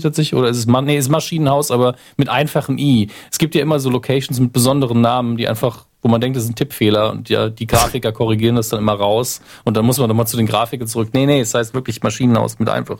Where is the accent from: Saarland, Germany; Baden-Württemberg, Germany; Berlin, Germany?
Saarland, Germany; meine Heimat, am nächsten im Saarland liegt